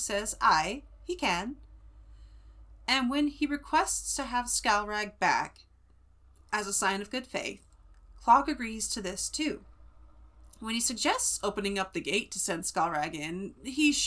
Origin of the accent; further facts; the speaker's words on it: Central California, United States; accent: Central California; the Central California accent, water instead of water, it's water, you know, because we don't say our T's